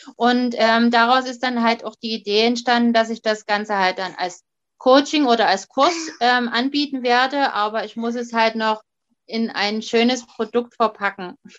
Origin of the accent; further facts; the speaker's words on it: Dresden, Saxony, Germany; ich komme aus dem Raum Sachsen, beziehungsweise genauer Dresden